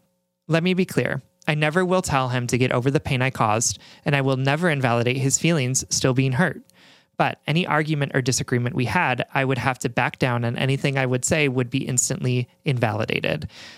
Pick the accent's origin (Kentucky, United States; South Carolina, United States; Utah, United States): Utah, United States; Salt Lake City; He's from Brooklyn, New York, and I'm from Salt Lake City, Utah. Strange, I know.